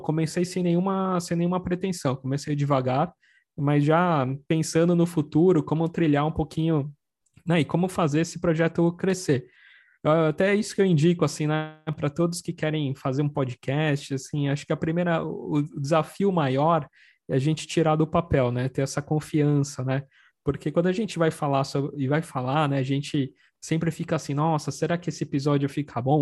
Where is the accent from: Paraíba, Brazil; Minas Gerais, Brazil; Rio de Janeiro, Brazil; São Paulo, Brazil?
São Paulo, Brazil; eu sou, sou aqui da Moca, né, aqui da Zona Leste, aqui de São Paulo